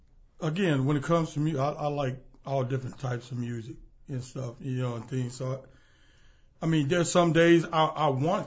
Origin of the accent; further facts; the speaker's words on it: Jackson, Mississippi, United States; Well, I'm from Jackson, Mississippi.